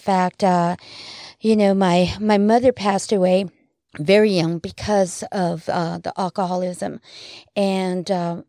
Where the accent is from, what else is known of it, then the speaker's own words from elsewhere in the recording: New Mexico, United States; being brought up in a very small, you know, city. Mm-hmm. I'm actually from New Mexico.